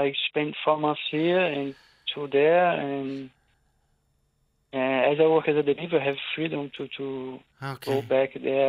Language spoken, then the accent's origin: English; Rio de Janeiro, Brazil; English is a second language; moved away as an adult; now in Ireland; I'm from Rio de Janeiro.